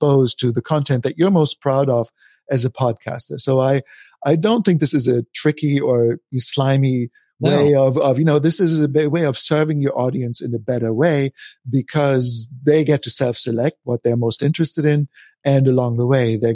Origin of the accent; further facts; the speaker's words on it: Germany; moved away; I'm from Germany originally